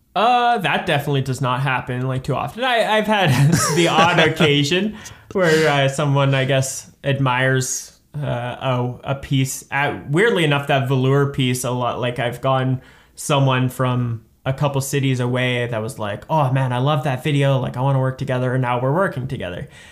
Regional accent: Saskatoon, Saskatchewan, Canada; I'm from Saskatoon

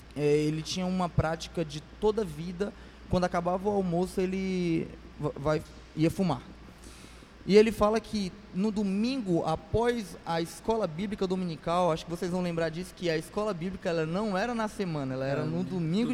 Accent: Fortaleza, Ceará, Brazil; Isso aqui em Fortaleza, lá, lá onde eu nasci, na Barra do Ceará

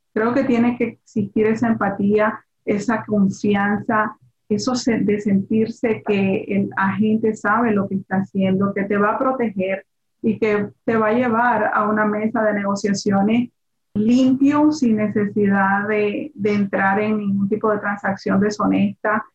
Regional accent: Nicaragua; now in Miami, United States; yo soy latina, yo soy de Nicaragua

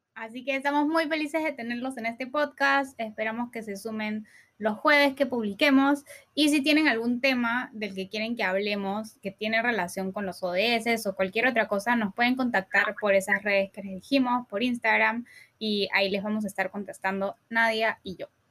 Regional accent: Peru; Somos dos peruanas

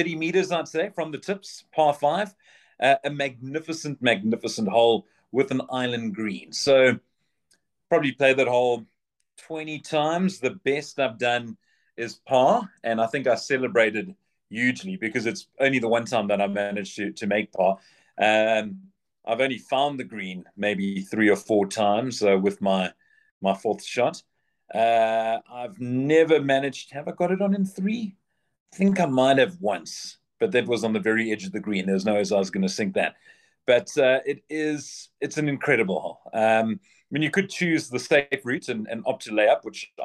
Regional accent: Port Elizabeth, Eastern Cape, South Africa; now in Johannesburg, South Africa; I'm a PE boy. So, well, I'm from the Eastern Cape.

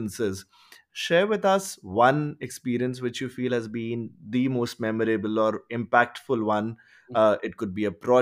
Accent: India; I come from India

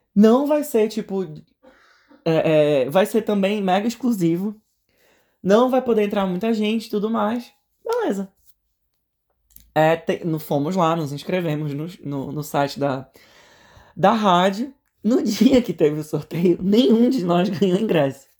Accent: Brazil; moved away as an adult; now in Atlanta, United States; a gente é brasileiro

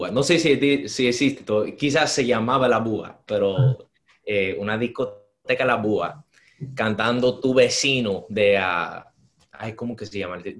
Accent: South Carolina, United States; born there; yo nací en Carolina del Sur con una madre soltera que era joven, que era una teenager y me crié con una familia dominicana.

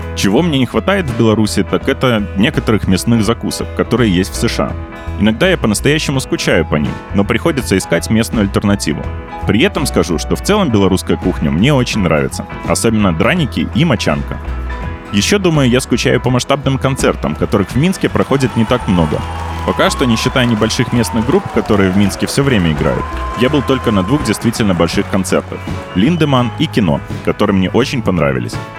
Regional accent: United States; moved away as an adult; now in Minsk, Belarus; я американец

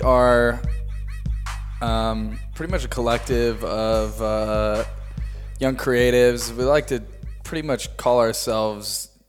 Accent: Freeport, Illinois, United States; Yeah, outside Illinois. Of Chicago area. Yeah. Our mascot was actually the Freeport Pretzels.

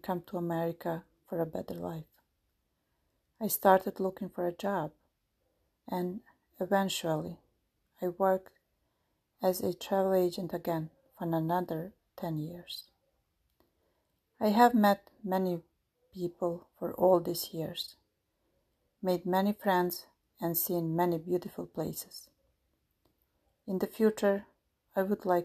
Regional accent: Montenegro; first language Albanian; English is a second language; moved away as an adult; now in United States; I was born in Yugoslavia, but after the country's disintegration, the Republic of Montenegro became independent. My native language is Albanian

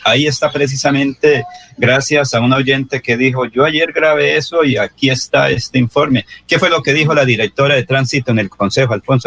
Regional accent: Barbosa, Santander, Colombia; Una es alcaldesa de mi pueblo natal

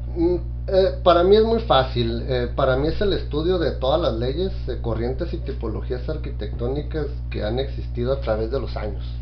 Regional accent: Tijuana, Baja California, Mexico; soy un tijuanense apasionado

